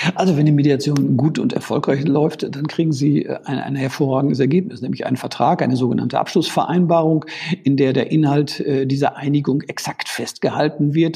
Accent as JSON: {"language": "German", "town": "Münster", "region": "North Rhine-Westphalia", "country": "Germany", "tie": "born or raised there", "said": "ich komme gebürtig gebürtig aus Münster"}